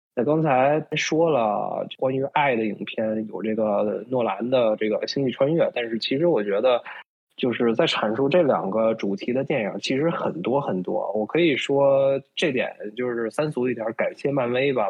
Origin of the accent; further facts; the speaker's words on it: China; now in Toronto, Canada; 作为华人来说，作为在中国长大的我们